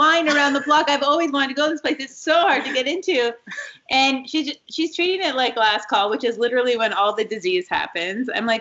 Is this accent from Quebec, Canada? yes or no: yes; Montreal, Quebec, Canada; now in New York, United States; we're from Montreal